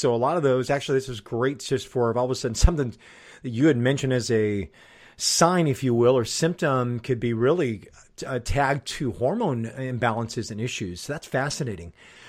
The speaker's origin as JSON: {"language": "English", "town": "Chicago", "region": "Illinois", "country": "United States", "said": "So depending on how our teams are doing, being a Chicagoan, mine can go very high and very low with theirs."}